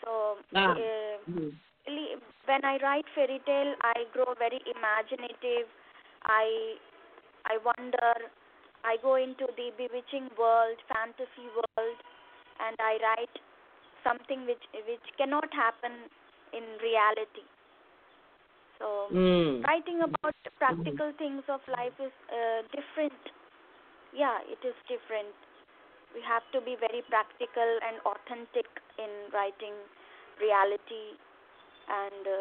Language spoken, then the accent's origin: English; Hyderabad, Telangana, India; I'm from India, Hyderabad